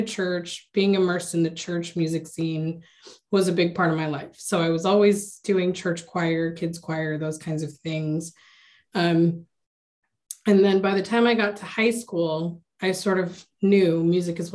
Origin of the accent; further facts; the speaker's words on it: United States; I was born and raised here in the States